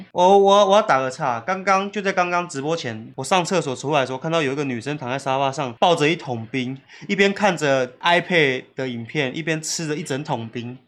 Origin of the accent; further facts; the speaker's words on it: Tainan, Taiwan; 小时候我妈很常常带我去台南的体育公园玩